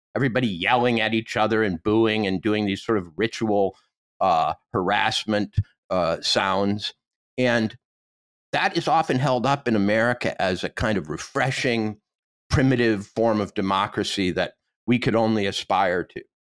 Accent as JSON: {"language": "English", "region": "Montana", "country": "United States", "said": "I come from Montana"}